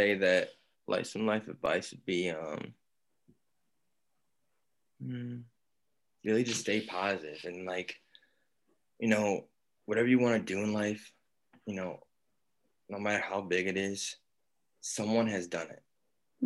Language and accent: English; Michigan, United States; moved away as an adult; now in Georgia, United States; I'm from Michigan